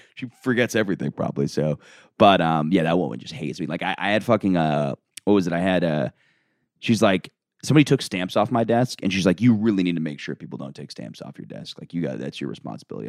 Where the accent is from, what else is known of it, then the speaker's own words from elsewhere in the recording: Orlando, Florida, United States; moved away; I'm from Orlando